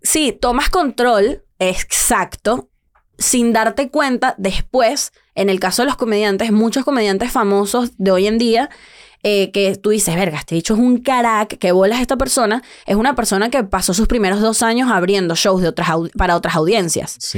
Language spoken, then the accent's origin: Spanish; Venezuela; now in Mexico; sí soy venezolana